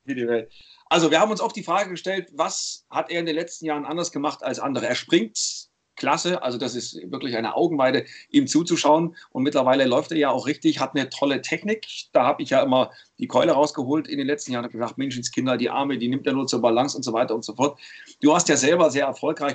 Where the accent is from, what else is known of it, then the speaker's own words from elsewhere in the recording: Leipzig, Saxony, Germany; accent: Saxon; Ich komme aus dem Osten, ich bin der einzige Össi hier unter uns. Ich komme aus Leipzig